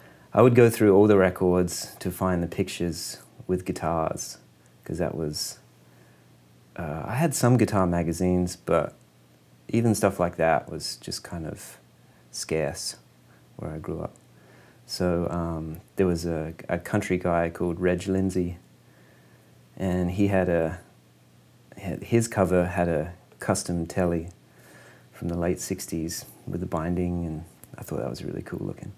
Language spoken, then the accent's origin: English; Quorn, South Australia, Australia; moved away; I grew up in a really small town, just a little farming town called Quorn.